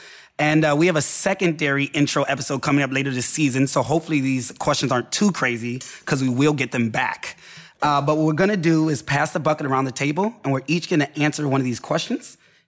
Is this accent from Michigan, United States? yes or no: yes; Detroit, Michigan, United States; I am from Detroit. Born and raised.